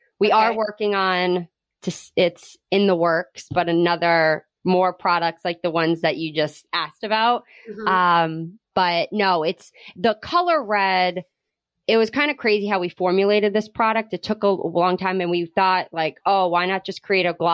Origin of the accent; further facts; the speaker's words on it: Rhode Island, United States; Adrian and I grew up in Rhode Island